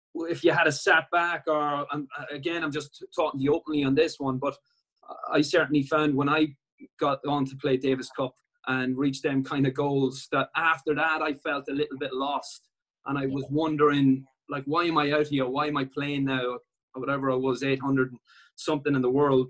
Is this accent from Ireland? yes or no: yes; Ireland